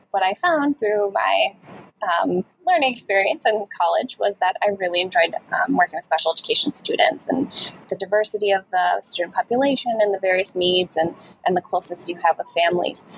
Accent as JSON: {"language": "English", "town": "Chicago", "region": "Illinois", "country": "United States", "moved": "yes", "said": "I'm originally from Chicago, the Chicago area"}